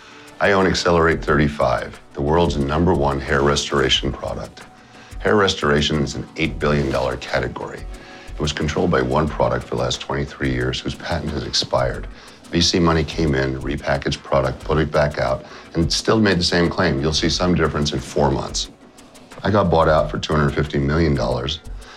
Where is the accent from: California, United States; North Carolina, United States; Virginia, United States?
California, United States; I grew up out here in California for most of my life